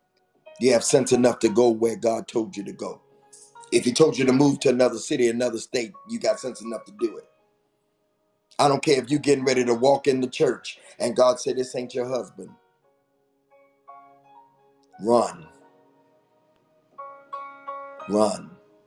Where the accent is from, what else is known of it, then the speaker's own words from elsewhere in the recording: Detroit, Michigan, United States; moved away as an adult; also born or lived in Morgan City, Louisiana / New Orleans, Louisiana; I'm from Detroit